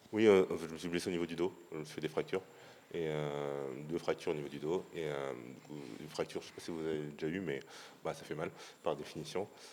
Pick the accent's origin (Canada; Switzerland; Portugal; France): France; Paris, Île-de-France; je suis parisien pur